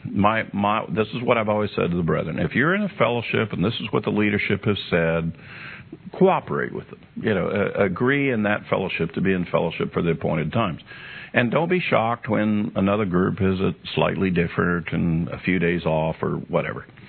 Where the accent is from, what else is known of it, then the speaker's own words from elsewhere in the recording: United States; I'm an American. I speak American English.